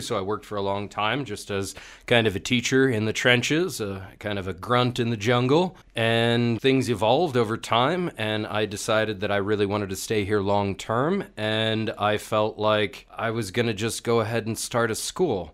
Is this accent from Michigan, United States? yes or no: no; Marin County, California, United States; moved away as an adult; now in Bulgaria; I come from San Francisco, California, or rather just north of there uh, Marin County, this uh, kind of place of sprawling redwoods in the Pacific Ocean